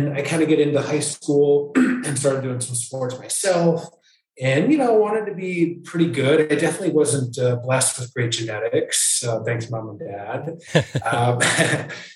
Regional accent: Michigan, United States; now in North Carolina, United States; I grew up in Michigan

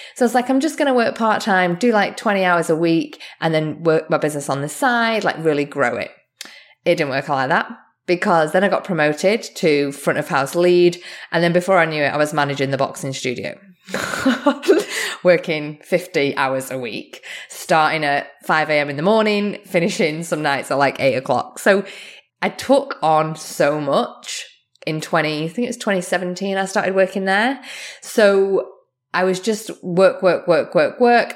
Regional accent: Australia; also born or lived in England; now in Canada; as an Australian, I'm also English

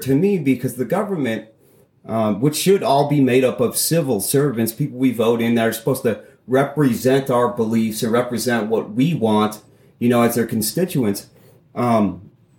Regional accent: United States; I'm an American.

